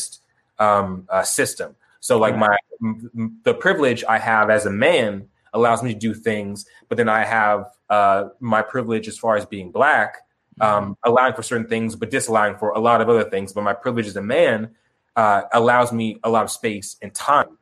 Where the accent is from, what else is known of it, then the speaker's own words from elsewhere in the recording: Tucson, Arizona, United States; also born or lived in Chicago, Illinois; I was born and raised in Chicago, but Tucson, but I grew up in Tucson